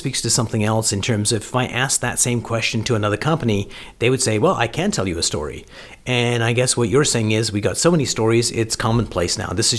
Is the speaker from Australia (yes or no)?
no; Canada; moved away; also born or lived in United Kingdom; I'm a Canadian and lived in the UK